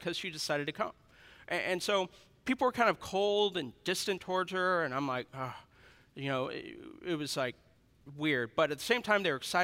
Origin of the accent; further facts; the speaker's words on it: Missouri, United States; I'm from Missouri